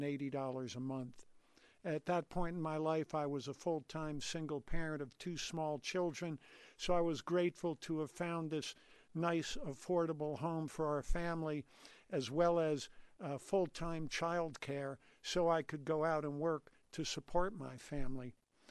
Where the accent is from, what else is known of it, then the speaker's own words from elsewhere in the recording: New Jersey, United States; now in Denver, United States; I came to Colorado from New Jersey in the fall of 1971